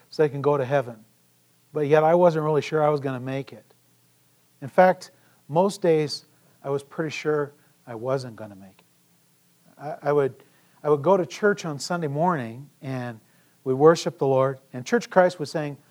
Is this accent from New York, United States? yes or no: no; Emigrant, Montana, United States; also born or lived in Sheridan, Montana / Garrett, Indiana / Siloam Springs, Arkansas; I was born in Sheridan, Montana, and lived actually in this area as well when I was this high